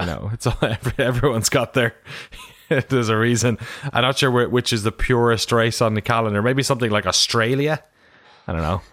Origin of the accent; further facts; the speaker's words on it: Ireland; I'm from Ireland